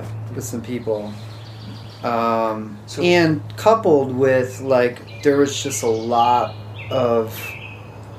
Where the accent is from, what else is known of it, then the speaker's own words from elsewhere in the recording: Philadelphia, Pennsylvania, United States; moved away; I grew up around Philadelphia